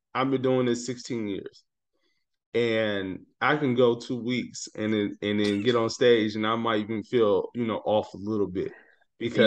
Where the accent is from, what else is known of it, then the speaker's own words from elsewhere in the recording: Detroit, Michigan, United States; also born or lived in Atlanta; I'm born and raised in Detroit